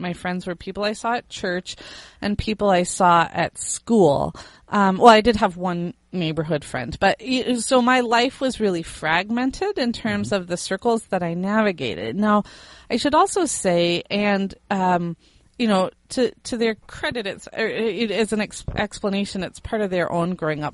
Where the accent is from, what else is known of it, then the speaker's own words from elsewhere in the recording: Fort Wayne, Indiana, United States; moved away as an adult; also born or lived in Miami, Florida / South Carolina; I was born in Indiana, and I lived in Indiana all the way up through age 22 with the exception of 2 years in Miami, Florida